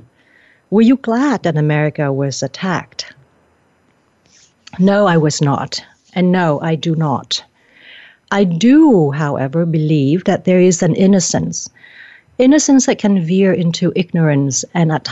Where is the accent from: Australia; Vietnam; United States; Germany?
Vietnam; I'm from Vietnam